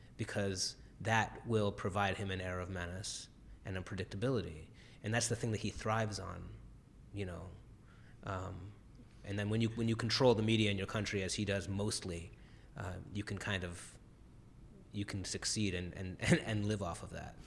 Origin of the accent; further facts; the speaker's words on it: Cleveland, Ohio, United States; in the area of Cleveland I grew up, the Heights